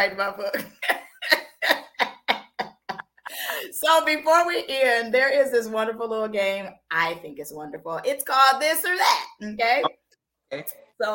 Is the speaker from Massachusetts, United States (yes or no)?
no; Seattle, Washington, United States; also born or lived in Atlanta; I'm from Seattle